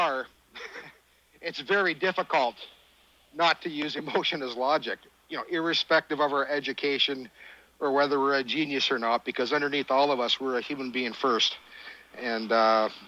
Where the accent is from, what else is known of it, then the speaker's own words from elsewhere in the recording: Canada; I'm a Canadian.